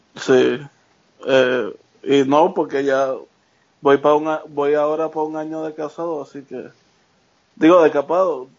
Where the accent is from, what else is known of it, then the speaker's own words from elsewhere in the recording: Carolina, Puerto Rico; moved away as an adult; now in Charlotte, United States; soy de Carolina. Este, estoy viviendo en Charlotte, North Carolina ahora.